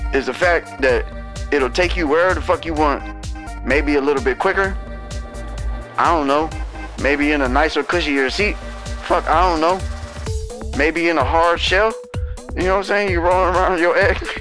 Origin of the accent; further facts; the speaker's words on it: United States; as an American